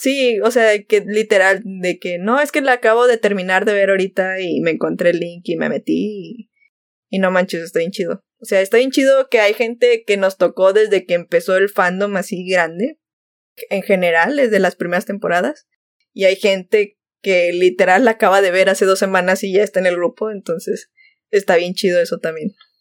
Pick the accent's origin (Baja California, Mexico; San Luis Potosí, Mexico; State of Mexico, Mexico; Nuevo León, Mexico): Nuevo León, Mexico; Monterrey; Soy de Monterrey.